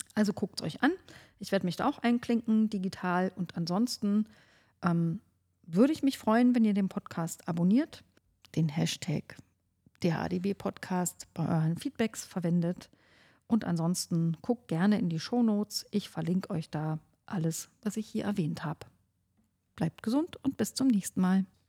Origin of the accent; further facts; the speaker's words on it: Oberhavel district, northern Brandenburg, Germany; ich komme ja aus dem Landkreis Oberhavel im Norden von Brandenburg.